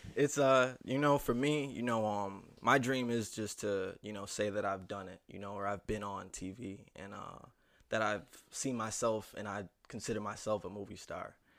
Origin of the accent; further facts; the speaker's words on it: Niagara Falls, New York, United States; Niagara Falls, New York, hometown of the Buffalo Bills and the Niagara Falls waterfall